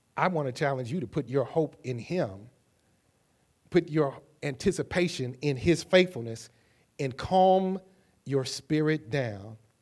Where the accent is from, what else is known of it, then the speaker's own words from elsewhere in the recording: Kankakee, Illinois, United States; also born or lived in Champaign, Illinois; I was traveling from Champaign, Illinois to Kankakee, Illinois, and I had packed up all that I owned in a little U-Haul trailer behind this little car that my father had bought me